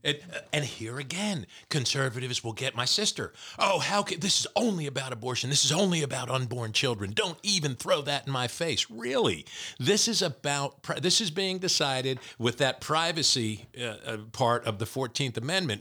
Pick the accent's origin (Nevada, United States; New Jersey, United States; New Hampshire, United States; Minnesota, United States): New Jersey, United States; born or raised there